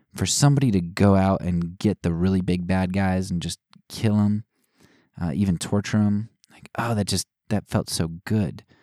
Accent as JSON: {"language": "English", "country": "United States", "said": "as Americans"}